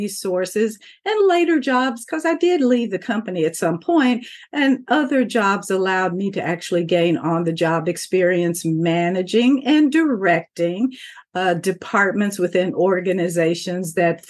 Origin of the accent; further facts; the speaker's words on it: Kentucky, United States; as a child, I grew up in the Commonwealth of Kentucky